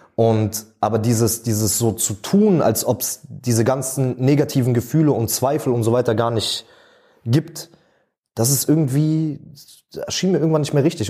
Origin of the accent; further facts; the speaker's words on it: Berlin, Germany; ich bin in Schöneberg groß geworden